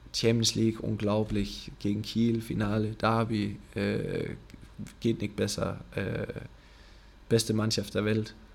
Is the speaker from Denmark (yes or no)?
yes; Denmark; German is a second language; moved away; ich habe diesen kleinen Verein da in, in Dänemark, äh, weit weg von alles